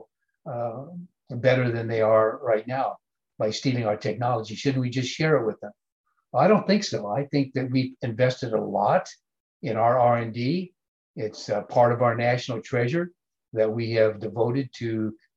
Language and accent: English; Iowa, United States; In my home state of Iowa, agricultural powerhouse